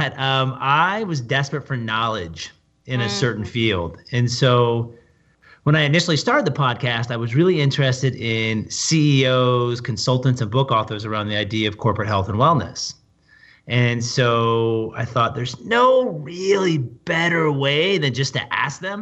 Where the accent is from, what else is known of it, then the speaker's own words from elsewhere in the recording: Portland, Oregon, United States; I grew up in Portland, Oregon